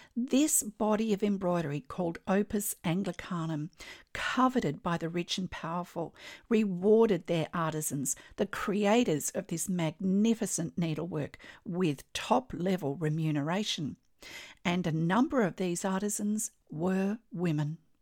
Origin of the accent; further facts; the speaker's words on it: Australia; I'm an Australian textile artist